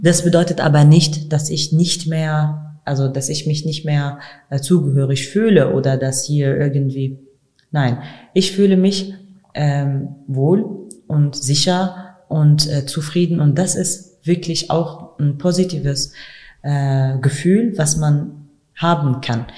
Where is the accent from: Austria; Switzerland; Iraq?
Iraq; Kurdistan Region; German is a second language; now in Germany; Aber ich habe auch Rassismus in meinem Land, in meinem Heimatland erlebt. Ich, ich habe das auch im äh, Kurdistan-Region mhm. erlebt